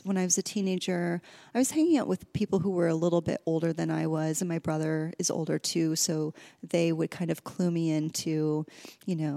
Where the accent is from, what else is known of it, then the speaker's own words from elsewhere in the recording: Midwest, United States; moved away as an adult; also born or lived in New York / Southern California; now in Los Angeles, United States; I grew up in the Midwest in a really small town